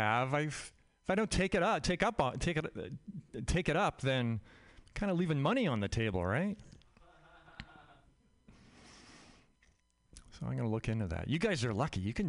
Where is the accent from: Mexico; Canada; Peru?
Canada; now in United States; I'm Canadian. I grew up in Canada